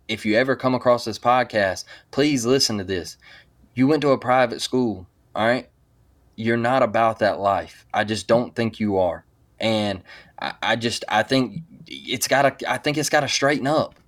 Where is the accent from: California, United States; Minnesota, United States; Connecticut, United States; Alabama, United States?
Alabama, United States; Mobile; I'm from Mobile, Alabama